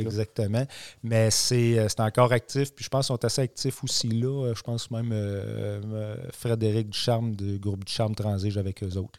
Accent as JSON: {"language": "French", "area": "Warwick area", "region": "Quebec", "country": "Canada", "tie": "born or raised there", "said": "revenir travailler dans mon patelin avec des gens que je connais depuis toujours"}